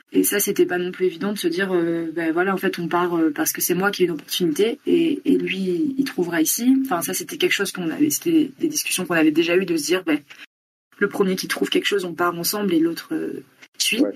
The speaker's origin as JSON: {"language": "French", "area": "near Bordeaux", "region": "Nouvelle-Aquitaine", "country": "France", "tie": "born or raised there", "moved": "as an adult", "lives_now": "Bogotá, Colombia", "said": "je suis originaire de Bordeaux, enfin à côté de Bordeaux, où j'ai grandi, j'ai resté jusqu'à 20 ans. et maintenant, j'habite depuis un peu plus d'un an et demi à Bogota en Colombie"}